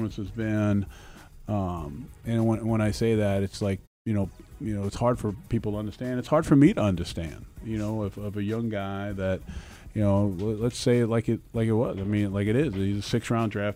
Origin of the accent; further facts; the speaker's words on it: New York City, New York, United States; growing up in the Bronx